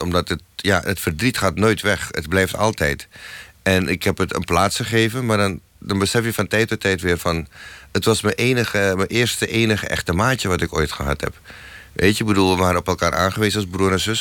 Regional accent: Suriname; moved away as an adult; now in Netherlands; ik kwam uit Suriname

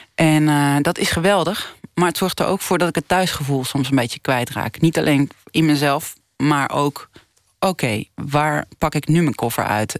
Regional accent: Netherlands; moved away as an adult; now in Colombia; als Nederlandse. Ik, ben, ik blijf toch heel erg Nederlands. Ook al zit ik er nu zeven jaar

